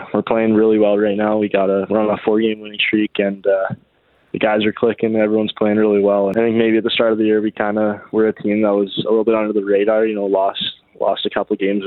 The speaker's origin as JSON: {"language": "English", "town": "Calgary", "region": "Alberta", "country": "Canada", "tie": "born or raised there", "said": "play for my hometown"}